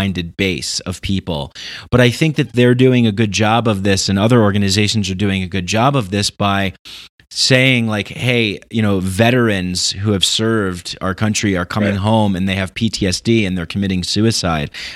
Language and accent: English; New York, United States; also born or lived in Peru; now in Denver, United States; I'm from New York.